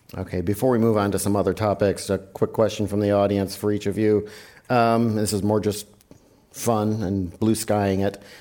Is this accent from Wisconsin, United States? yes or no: yes; Wisconsin, United States; I'm from Wisconsin